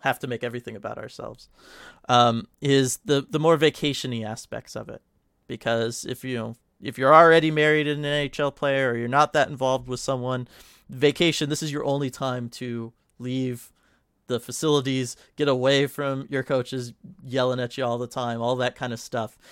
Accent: California, United States; born and raised in California.

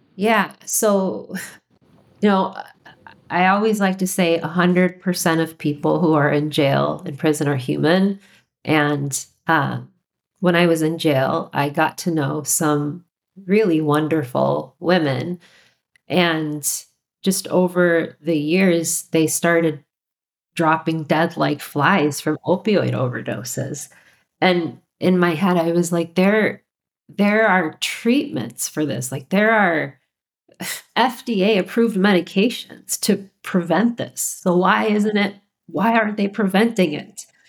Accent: Minnesota, United States; moved away; also born or lived in Illinois; I'm a native Minnesotan

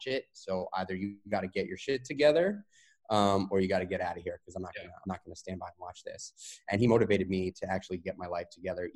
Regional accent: New York City, New York, United States; Raised New York City guy. I grew up in Manhattan in New York

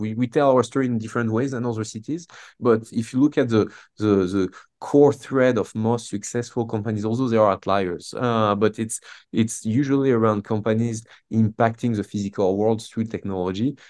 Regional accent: south of France, France; moved away as an adult; now in Boston, United States; I grew up in France, um, born and raised in the south of France.

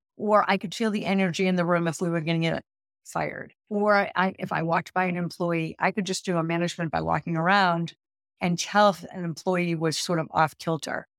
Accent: Boston, Massachusetts, United States; I'm from Boston, so I'm a proud Bostonian.

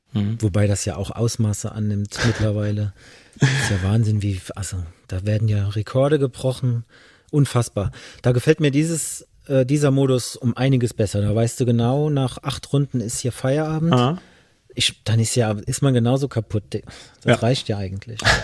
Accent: Ediger-Eller, Rhineland-Palatinate, Germany; now in Bengel, Germany; an der Mosel bin ich aufgewachsen, in Ediger Eller

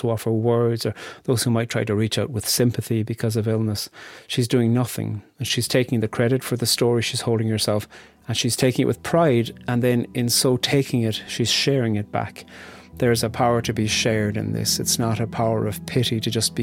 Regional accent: Ireland; as a boy growing up in Ireland

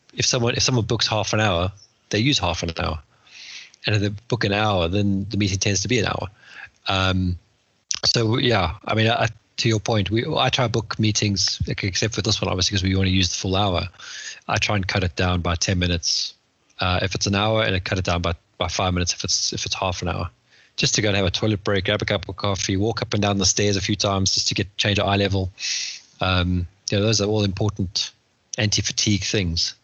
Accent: Johannesburg, Gauteng, South Africa; moved away as an adult; now in West Sussex, United Kingdom; back in Joburg where we grew up

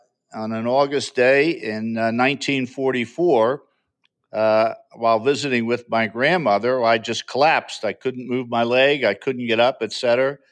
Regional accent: Drexel Hill, Pennsylvania, United States; moved away as an adult; also born or lived in Lansdowne, Pennsylvania; I was born in Drexel Hill, Pennsylvania, which is a small borough right outside of West Philadelphia. And I grew up there all my life.

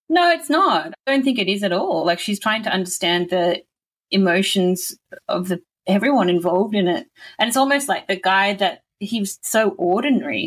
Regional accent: Newcastle, New South Wales, Australia; moved away; I grew up in Newcastle

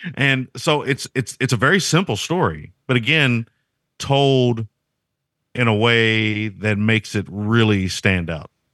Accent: United States; I'm an American

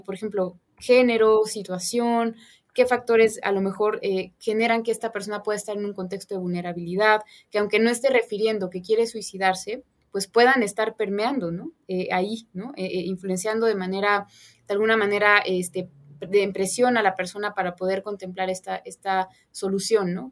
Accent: Puebla, Mexico; yo soy poblana

